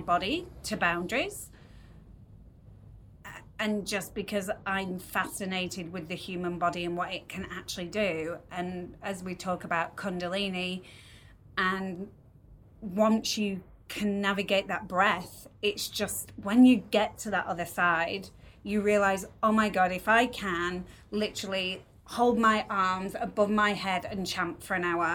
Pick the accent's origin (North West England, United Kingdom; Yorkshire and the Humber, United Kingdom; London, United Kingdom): Yorkshire and the Humber, United Kingdom; now in Melbourne, Australia; I'm a Yorkshire lass